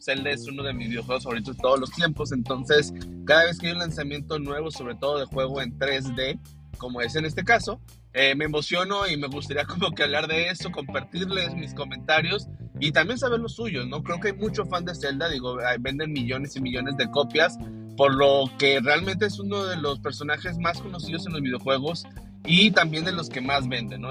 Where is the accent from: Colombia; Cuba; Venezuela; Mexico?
Mexico; Monterrey, Nuevo León; Yo me acuerdo mucho de niño que iba a una juguetería este, en una de las eh, plazas aquí en Monterrey.